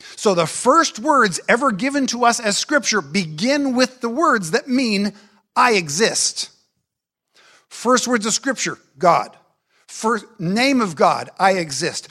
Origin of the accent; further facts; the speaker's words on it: United States; I am an American